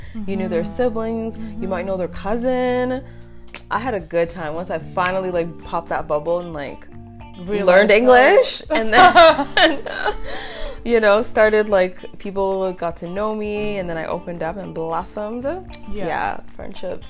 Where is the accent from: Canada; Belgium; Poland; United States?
Canada; Calgary, Alberta; English is a second language; also born or lived in Congo / Uganda; I was basically born here. I started kindergarten here.